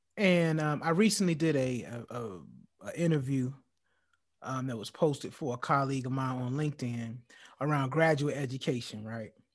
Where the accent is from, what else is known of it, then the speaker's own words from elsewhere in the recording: United States; as a black man growing up in, growing up in America